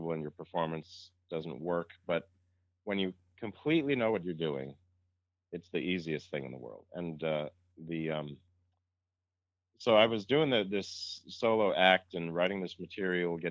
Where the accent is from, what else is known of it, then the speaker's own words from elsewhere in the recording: Massachusetts, United States; I grew up in Massachusetts